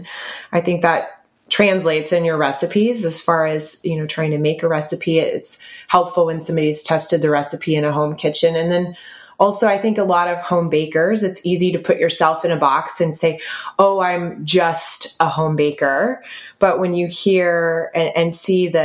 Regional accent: Georgia, United States; I'm from Georgia. So I'm a Southern American

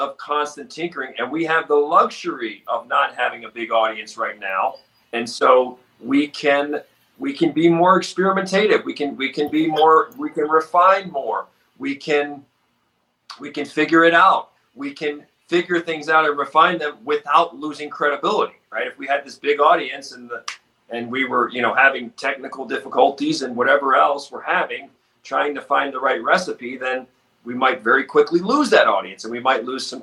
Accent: Baltimore, Maryland, United States; I grew up in Baltimore

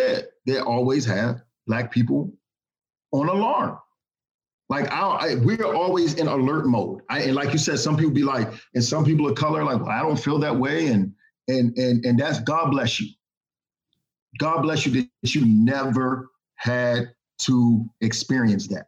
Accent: Washington, District of Columbia, United States; moved away; also born or lived in the South; I was born in Washington, D.C. I finished high school in the South

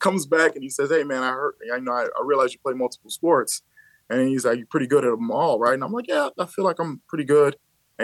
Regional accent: Aurora, Illinois, United States; also born or lived in Louisiana (mother's side); I'm from West Aurora

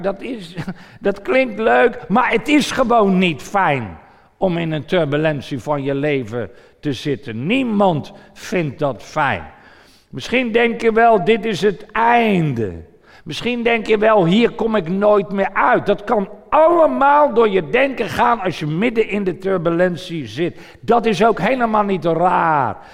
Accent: Voorburg, South Holland, Netherlands; mijn moeder toen we in Voorburg woonden

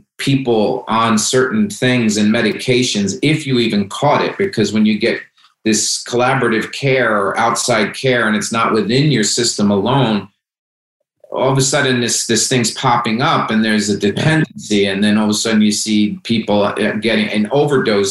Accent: Hackensack, New Jersey, United States; I came from Hackensack, New Jersey. It's Italian neighborhood. My family lived in five houses within walking distance, and we lived on a corner

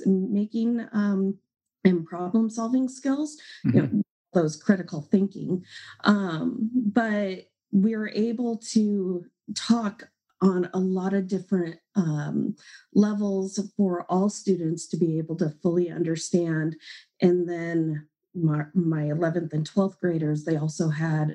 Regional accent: Washington, United States; I'm from Washington State, but I live in, it's called the Tri-Cities community

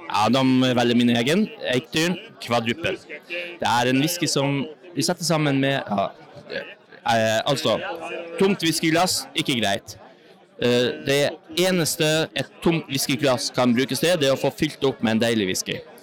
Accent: Northern Norway, Norway; Jeg er fra Nord-Norge, som dere hører selv

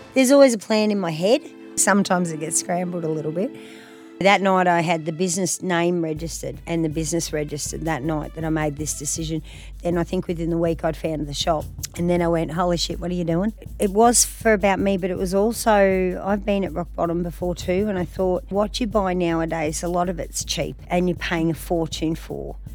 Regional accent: country Victoria, Australia; moved away as an adult; now in Queensland, Australia; Victoria, in country Victoria. So, yeah, grew up down there

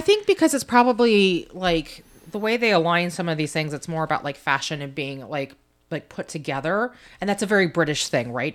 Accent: United States; being an American citizen

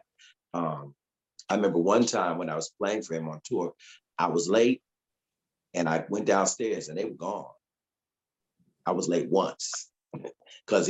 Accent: Connecticut, United States; moved away; I'm from Connecticut, you know, and I just got out of music school

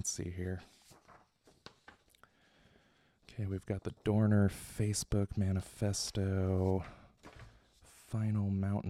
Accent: United States; I'm American

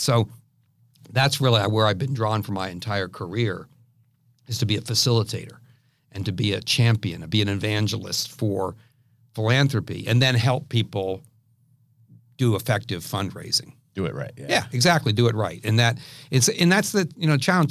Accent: Washington, District of Columbia, United States; now in San Diego, United States; I grew up in the Washington D.C. area

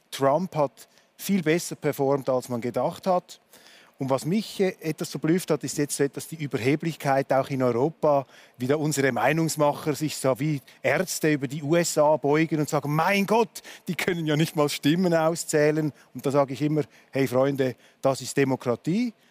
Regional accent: Switzerland; Das hat für mich als Schweizer etwas Tröstliches

